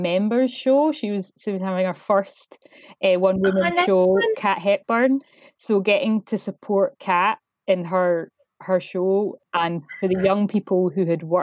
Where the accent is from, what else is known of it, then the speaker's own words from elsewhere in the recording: Stirling, Scotland, United Kingdom; now in Glasgow, United Kingdom; being from Stirling